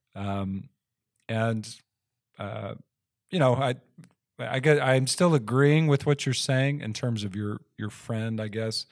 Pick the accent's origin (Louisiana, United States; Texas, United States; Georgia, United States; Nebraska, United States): Texas, United States; I grew up in Texas